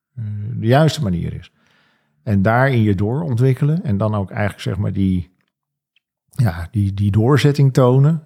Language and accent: Dutch; Alkmaar, North Holland, Netherlands; also born or lived in Venhuizen; toen ik vier was, kreeg mijn vader een nieuwe baan in Alkmaar. Zijn mijn ouders verhuisd naar Alkmaar